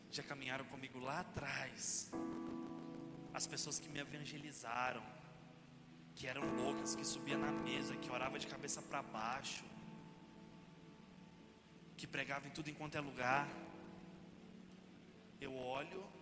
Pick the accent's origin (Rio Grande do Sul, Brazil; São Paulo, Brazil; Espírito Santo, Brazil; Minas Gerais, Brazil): Minas Gerais, Brazil; interior of; lá na minha cidade, interior de Minas.